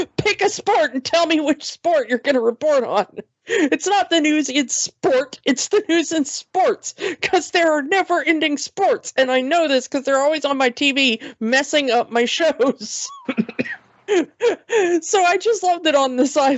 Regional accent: United States; as an American

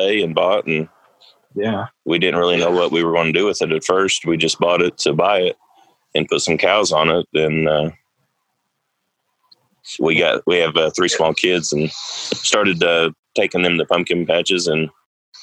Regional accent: Adair, Oklahoma, United States; also born or lived in Anchorage, Alaska; Born and raised in Adair, lived here all my life except for about a year. We lived in Anchorage, Alaska

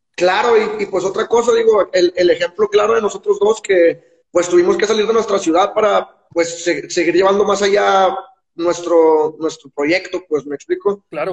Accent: Guadalupe, Nuevo León, Mexico; moved away as an adult; also born or lived in Mexico City; now in Guadalajara, Mexico; yo soy de Guadalupe, Nuevo León, que es un municipio al lado de Monterrey

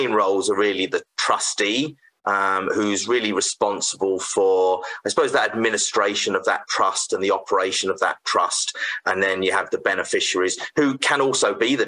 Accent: United Kingdom; moved away as an adult; also born or lived in Canada; now in Saskatoon, Canada; I was originally from the UK, so you probably tell from my accent, and previously had a legal practice there

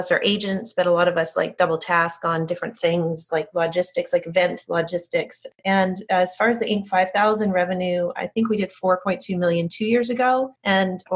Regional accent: Canada; now in Dallas, United States; I'm originally from Canada, but I've been in Dallas for 20 years now

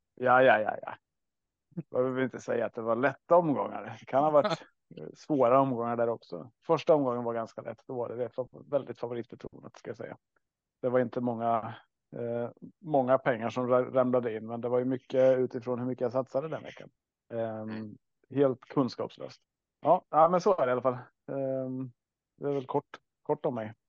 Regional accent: Östergötland, Sweden; vi är ju uppvuxna och bor i Östergötland i alla fall

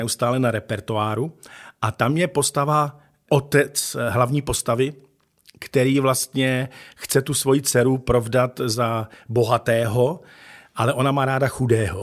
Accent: Ostrava, Moravian-Silesian Region, Czechia; Takže pak se vlastně jako náplava dostal do Ostravy a tady jsem se potom narodil já.

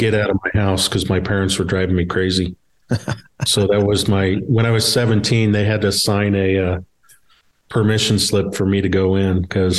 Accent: Cincinnati, Ohio, United States; I grew up in Cincinnati, and I grew up Lutheran, but I went to a Catholic school. So my parents were both very German. They had very thick German accents.

